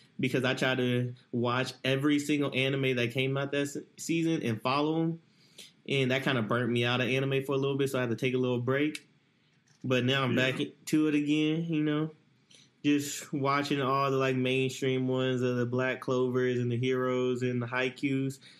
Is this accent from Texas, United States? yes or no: yes; Dallas, Texas, United States; I'm from Dallas.